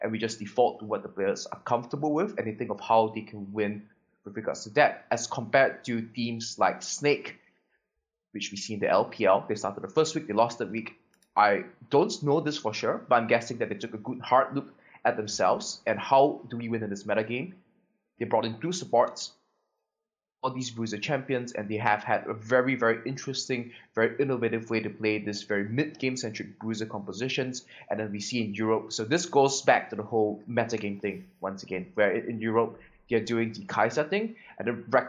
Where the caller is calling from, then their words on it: Ho Chi Minh City, Vietnam; because I'm calling from Vietnam, from Ho Chi Minh City, and I'm the coach for the EVOS team.